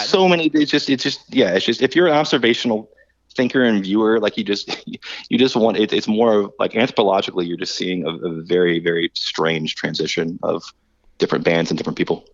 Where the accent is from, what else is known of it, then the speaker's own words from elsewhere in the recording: Florida, United States; we're all from Florida